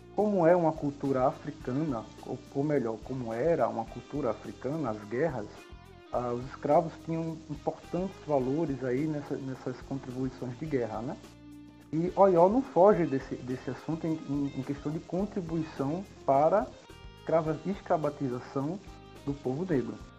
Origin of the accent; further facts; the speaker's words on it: Recife, Pernambuco, Brazil; Sou de Recife, Pernambuco